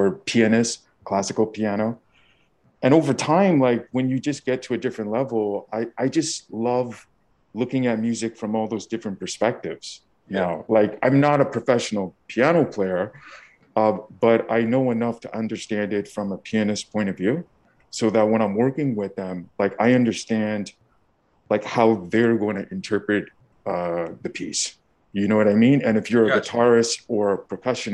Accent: Montreal, Quebec, Canada; I grew up in Montreal, Canada

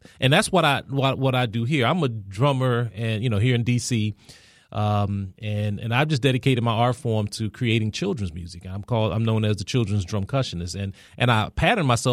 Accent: Washington, District of Columbia, United States; I'm born and raised here in D.C.

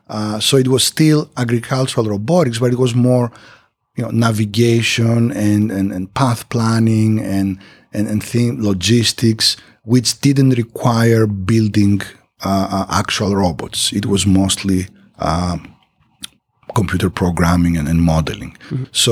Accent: Greece; moved away; And after that, I moved back to Greece, to my home country. And eventually, I got a faculty position at the university.

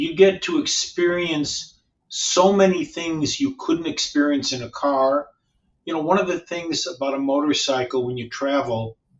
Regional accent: Chicago, Illinois, United States; I live in Chicago. I'm from Chicago originally

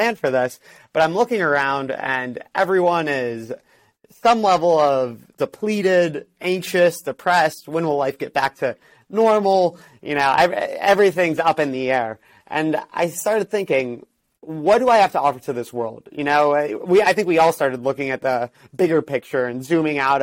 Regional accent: Miami, Florida, United States; moved away as an adult; also born or lived in New York City / Los Angeles; I'm originally from Miami, Florida

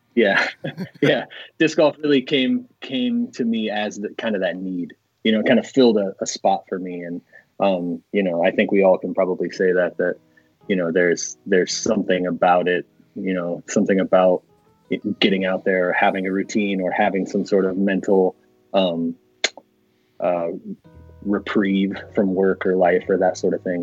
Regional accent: northern Indiana, United States; I grew up northern Indiana. I, I live kind of in uh, southeastern Indiana, kind of around the Indianapolis area um, now.

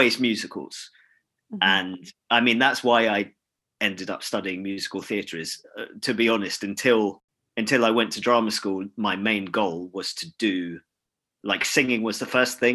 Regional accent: London, United Kingdom; I grew up in London, so I was able to live at home.

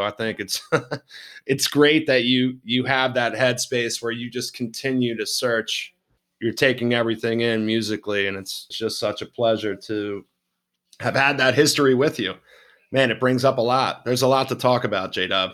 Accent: Baltimore, Maryland, United States; I'm a Baltimore boy, and part of that experience growing up in Fells Point

